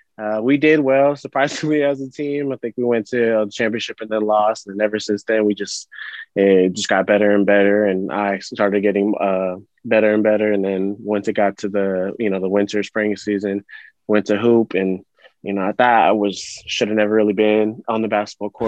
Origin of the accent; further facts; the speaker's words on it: Sacramento, California, United States; I grew up out here in Sacramento, more specific in the Rio Linda area